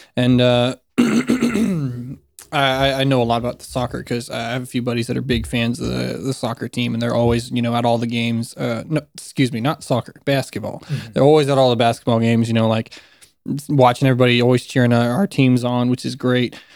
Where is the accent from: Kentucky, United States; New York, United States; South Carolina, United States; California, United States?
South Carolina, United States; also born or lived in Florida; I spent my elementary school and middle school, high school, all of that in South Carolina